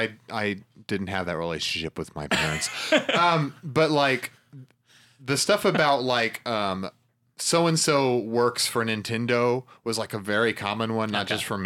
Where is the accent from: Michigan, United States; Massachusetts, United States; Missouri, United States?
Missouri, United States; Nixa; I grew up in Nixa, a suburb of our town, which is just a few miles away from here.